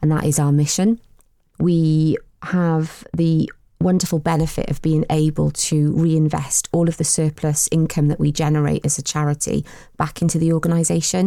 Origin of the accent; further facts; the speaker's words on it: Newport, Wales, United Kingdom; from Newport. Lived in Newport all my life, really passionate about the city